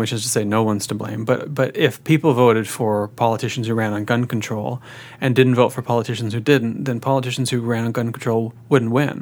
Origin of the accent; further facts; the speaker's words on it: Peterborough, Ontario, Canada; also born or lived in Vancouver; now in Ottawa, Canada; I'm from Peterborough. But I lived in Vancouver for 8 years.